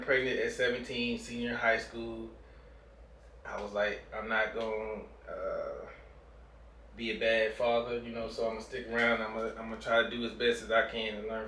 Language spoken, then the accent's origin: English; Hope, Arkansas, United States; moved away as an adult; also born or lived in Milwaukee, Wisconsin; I was born in Milwaukee, but most of my life I was in Arkansas. Hope, Arkansas.